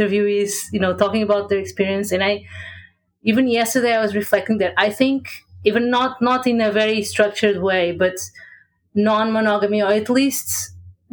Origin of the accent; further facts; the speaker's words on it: Portugal; I'm from Portugal, in Europe.